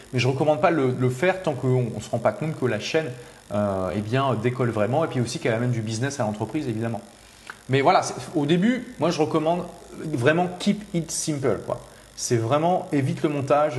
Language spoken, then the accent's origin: French; Lille, Hauts-de-France, France; je suis de Lille